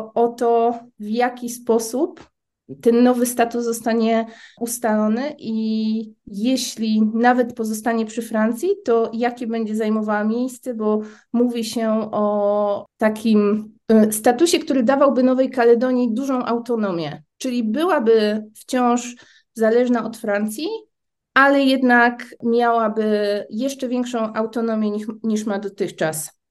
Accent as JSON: {"language": "Polish", "country": "Poland", "also_born_or_lived": "New Caledonia", "said": "jestem z Polski, nie mam obywatelstwa francuskiego"}